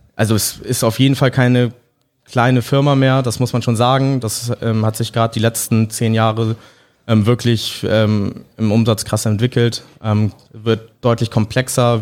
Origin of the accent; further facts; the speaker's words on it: Hamburg, Germany; mit äh, Englisch und Deutsch aufgewachsen und auch in Hamburg aufgewachsen